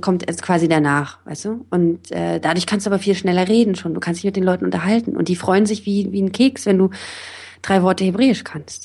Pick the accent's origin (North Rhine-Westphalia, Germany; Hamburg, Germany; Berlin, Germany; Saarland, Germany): Berlin, Germany; moved away as an adult; also born or lived in Israel; Ich bin jetzt auch nicht, noch nicht so lange wieder zurück hier in meiner Heimatstadt